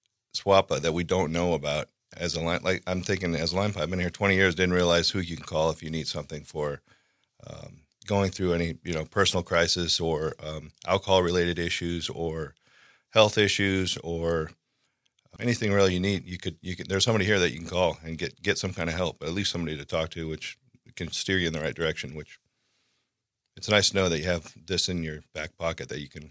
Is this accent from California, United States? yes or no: yes; Laguna Beach, California, United States; I am from Orange County, California. Grew up in Laguna Beach.